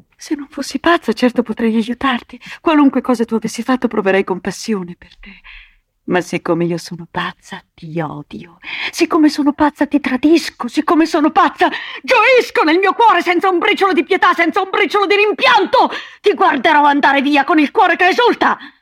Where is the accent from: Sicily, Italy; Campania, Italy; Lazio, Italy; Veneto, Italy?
Veneto, Italy; moved away as an adult; also born or lived in Madrid, Spain; andarmene dal mio paesino natale in Veneto